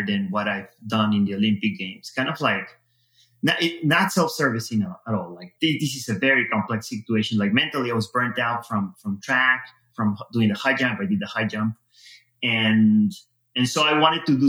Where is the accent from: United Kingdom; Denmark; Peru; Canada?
Peru; moved away as an adult; now in United States; I was born in Peru, lived there all my life.